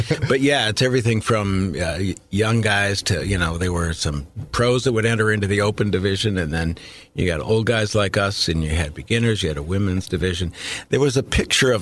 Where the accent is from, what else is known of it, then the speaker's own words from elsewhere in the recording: Minnesota, United States; moved away; I grew up in Minnesota